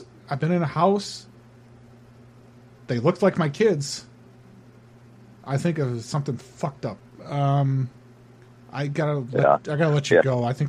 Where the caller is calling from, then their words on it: Honolulu, Hawaii, United States; I am calling from the island. I'm over here in Honolulu.